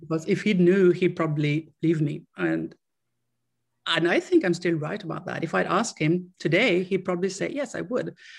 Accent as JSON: {"language": "English", "country": "Sweden", "tie": "born or raised there", "moved": "yes", "lives_now": "Austria", "said": "I am from Sweden and I grew up in Sweden. I still live in, in Europe, but I still in, uh, in, uh, in Austria."}